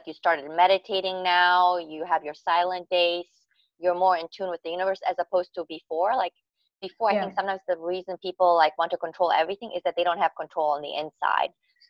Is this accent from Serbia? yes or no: yes; Serbia; English is a second language; I grew up in Yugoslavia and they had a civil war in 92.